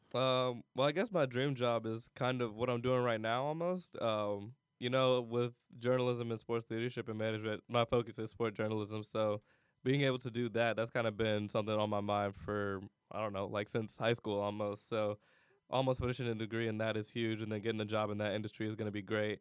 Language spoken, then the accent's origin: English; Cleveland, Ohio, United States; moved away as an adult; also born or lived in California / Miami, Ohio; I'm not from California. I'm from Cleveland, Ohio.